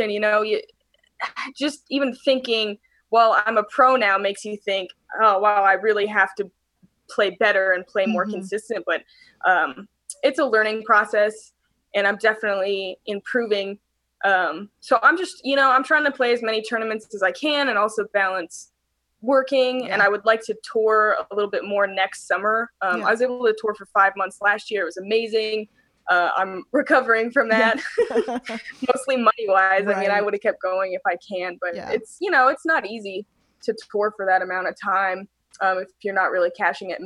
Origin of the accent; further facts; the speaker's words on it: San Diego, California, United States; moved away as an adult; now in Missoula, United States; I grew up in San Diego area